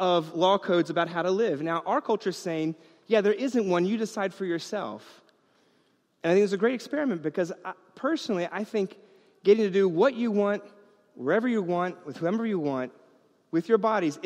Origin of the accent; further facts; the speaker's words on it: New York, United States; I grew up in New York